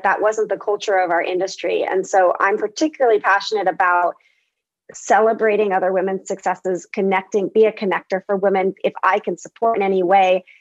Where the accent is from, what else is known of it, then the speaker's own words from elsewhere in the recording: Bay Area, California, United States; I grew up in the Bay Area